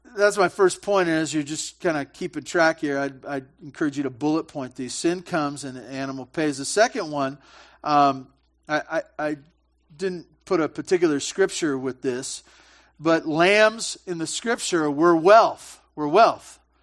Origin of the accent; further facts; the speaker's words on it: Santa Barbara, California, United States; I grew up in Santa Barbara, big butchering town